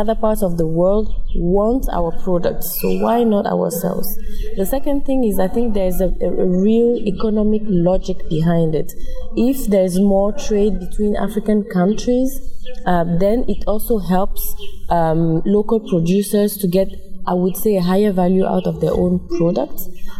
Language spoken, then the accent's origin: English; Togo; now in Congo; I'm from Togo, but I live and work in Congo.